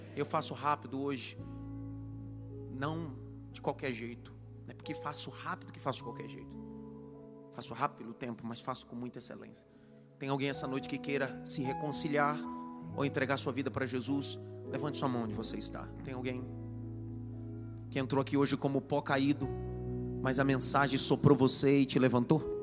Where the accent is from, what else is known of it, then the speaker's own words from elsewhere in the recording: Northeast Region, Brazil; eu sou nordestino